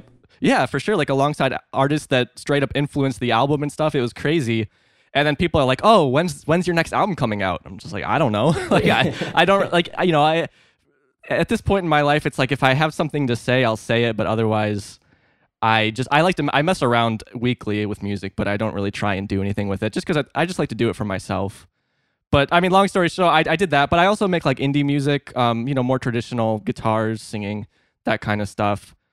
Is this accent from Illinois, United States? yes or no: yes; Northeast Illinois, United States; I'm actually from Northeast Illinois, so like an hour and a half outside of Chicago is where I spent most of my life.